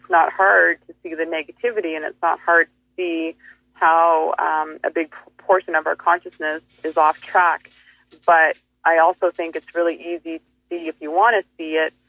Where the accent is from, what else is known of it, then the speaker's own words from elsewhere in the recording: Fairmont Hot Springs, British Columbia, Canada; moved away; I'm from the Kootenays